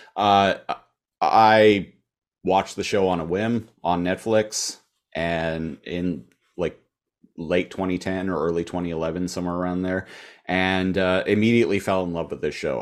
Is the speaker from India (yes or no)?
no; Canada; as a Canadian